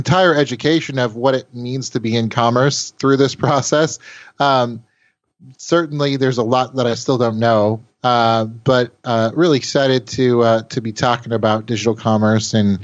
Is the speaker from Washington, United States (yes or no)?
yes; Seattle, Washington, United States; born and raised in the Seattle area